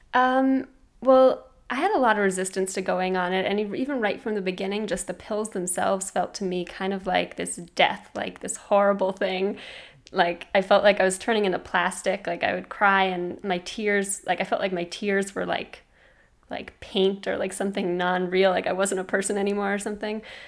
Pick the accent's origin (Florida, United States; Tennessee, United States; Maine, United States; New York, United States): New York, United States; New York City; I was from Brooklyn